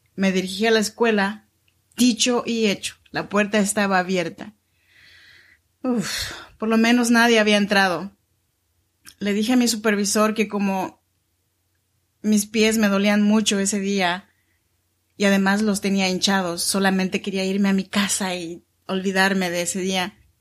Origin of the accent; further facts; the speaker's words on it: Chinantla region, Oaxaca, Mexico; moved away as an adult; now in Sacramento, United States; Soy mexicana oaxaqueña de la región chinanteca y vivo aquí en Sacramento, California desde hace ya 14 años